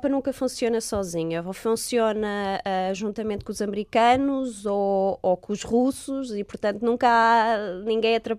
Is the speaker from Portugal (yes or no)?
yes; Portugal; now in England; Eu disse: ah, sou de, de, de Portugal.